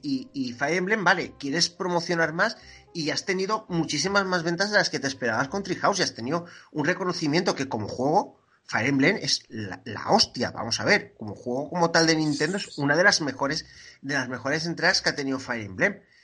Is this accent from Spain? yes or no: yes; Gandia, Valencian Community, Spain; accent: apitxat; soy de Gandía